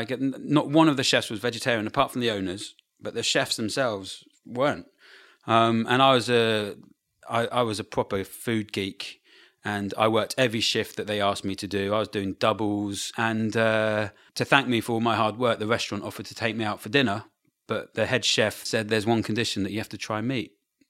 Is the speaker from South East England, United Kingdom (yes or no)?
yes; Brighton, South East England, United Kingdom